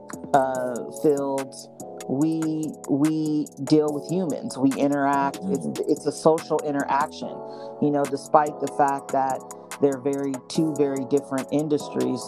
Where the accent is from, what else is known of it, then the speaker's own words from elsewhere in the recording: Seattle, Washington, United States; moved away; I'm originally from Seattle